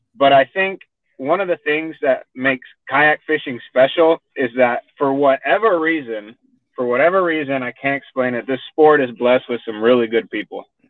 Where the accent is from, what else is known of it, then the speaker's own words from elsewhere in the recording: Miami, Florida, United States; accent: Texan; moved away as an adult; also born or lived in San Juan, Puerto Rico / Fort Worth, Texas; now in Texas, United States; I was born in, in San Juan, Puerto Rico, and uh, I grew up in Miami, Florida